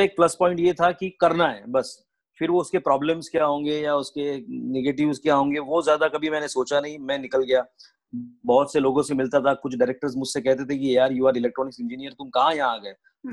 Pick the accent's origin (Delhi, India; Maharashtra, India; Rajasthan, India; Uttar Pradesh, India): Maharashtra, India; Paratwada; also born or lived in Amravati; मेरा जन्म वहीं पे हुआ परतवाड़ा में और मेरी स्कूलिंग फिर मेरा जूनियर कॉलेज और अमरावती में